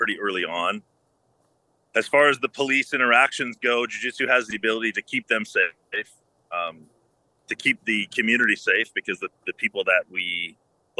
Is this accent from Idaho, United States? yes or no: yes; North Idaho, United States; I'm from North Idaho.